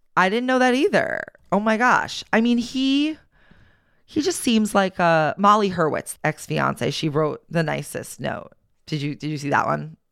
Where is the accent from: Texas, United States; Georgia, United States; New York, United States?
New York, United States; Long Island; where we grew up on Long Island